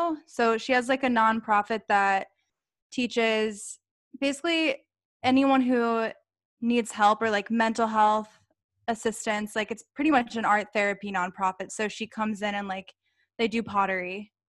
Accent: Ohio, United States; now in Phoenix, United States; I'm from Ohio.

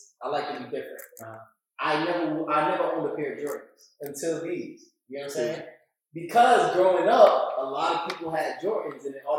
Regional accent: East Orange, New Jersey, United States; I'm from East Orange, right? Like the hoods.

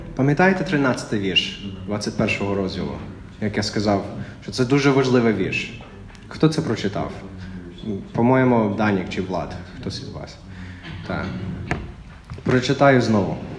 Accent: Texas, United States; Ukrainian is a second language; moved away as an adult; now in Ukraine; я з Техасу

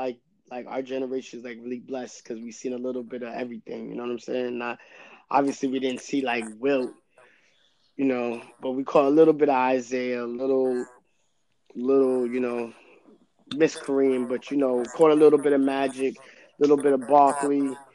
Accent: Queens, New York, United States; Not necessarily. I'm almost New York everything.

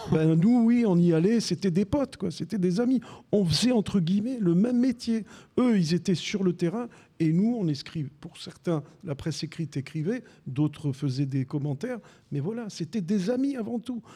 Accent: Besançon, Bourgogne-Franche-Comté, France; moved away as an adult; also born or lived in Algeria; now in Marseille, France; J'habitais Besançon dans le Doubs, puisque je suis né en Algérie. Mes parents en 62 sont arrivés à Besançon

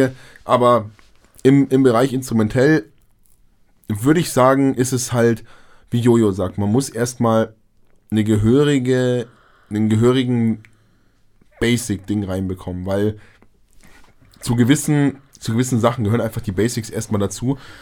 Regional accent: near Munich, Bavaria, Germany; wir kommen ja aus Bayern in der Nähe von München

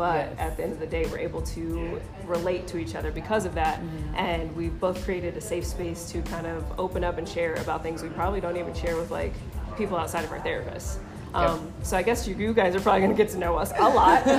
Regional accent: Colorado Springs, Colorado, United States; also born or lived in Denver, Colorado; Born in Denver and then grew up in Colorado Springs

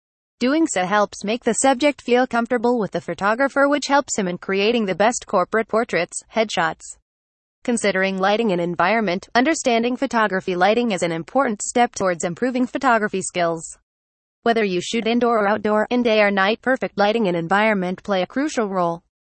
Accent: Singapore; from Singapore.

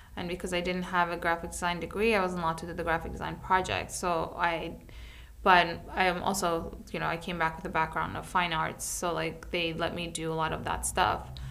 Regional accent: New York City, New York, United States; moved away; I come from New York City

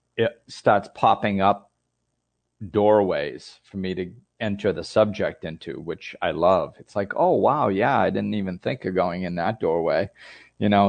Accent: United States; I grew up in the United States

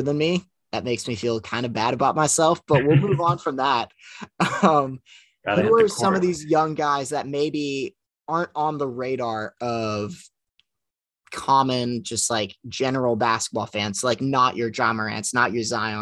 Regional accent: Orlando, Florida, United States; I'm from Orlando, so I'm a Orlando Magic fan.

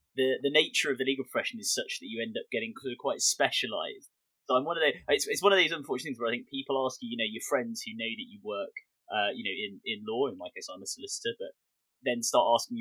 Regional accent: Bexley, London, United Kingdom; I'm from like Bexley. I'm from like Southeast London

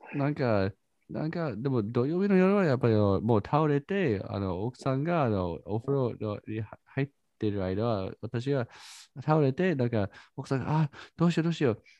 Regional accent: United States; Japanese is a second language; now in Japan; 私はアメリカ人だから

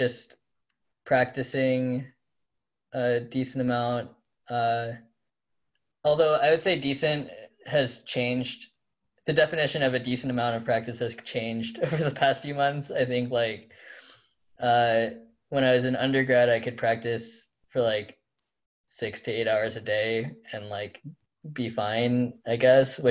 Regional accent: Iowa, United States; now in Pittsburgh, United States; I am from Iowa.

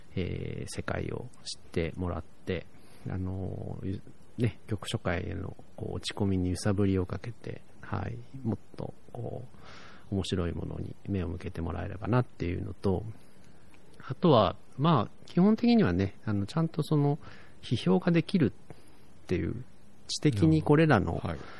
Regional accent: Tokyo, Japan; moved away; 僕、東京出身で

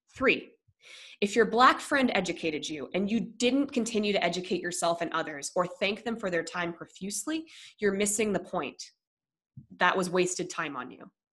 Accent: Monroe, Michigan, United States; also born or lived in River Rouge, Michigan; When we moved to Monroe from River uh, from River, excuse me River Rouge

